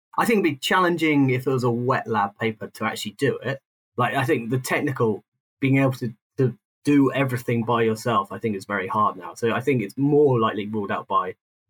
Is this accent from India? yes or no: no; United Kingdom; moved away; also born or lived in South London; I grew up outside London, but then I lived, when I moved into London, I spent most of my life south of the Thames